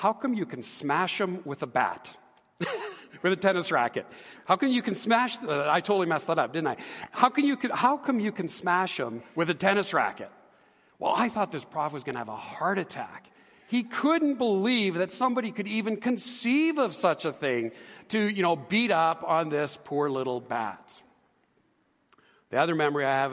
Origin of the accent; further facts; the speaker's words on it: Edmonton, Alberta, Canada; I grew up here in Edmonton. I was born and raised